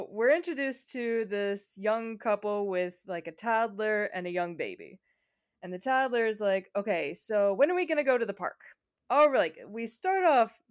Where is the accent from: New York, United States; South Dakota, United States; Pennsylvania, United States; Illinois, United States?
Illinois, United States; Chicago; Speaking as someone from Chicago, I'm sure you from Minneapolis, we know snow.